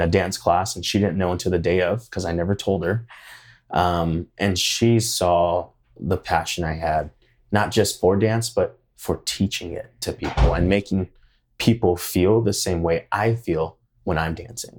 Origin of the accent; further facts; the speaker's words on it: Hawaii, United States; now in Idaho Falls, United States; I grew up in Hawaii. I'm also of Hawaiian descent.